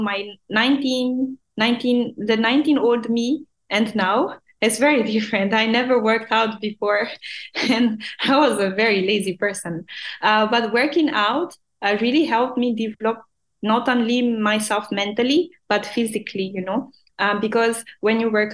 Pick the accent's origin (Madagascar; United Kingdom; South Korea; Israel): Madagascar; English is a second language; now in Dubai, United Arab Emirates; Back home in Madagascar, we are not an English speaking country. We actually speak French. And at school, I was the worst in English.